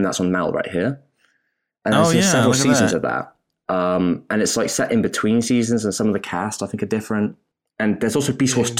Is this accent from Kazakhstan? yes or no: no; England, United Kingdom; moved away; when I was growing up in England